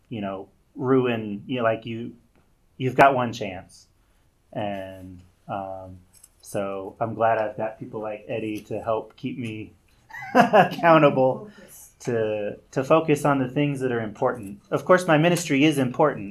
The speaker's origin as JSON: {"language": "English", "country": "United States", "tie": "born or raised there", "said": "I am so American. I mean, I grew up here. Still, most of my life I've lived in America"}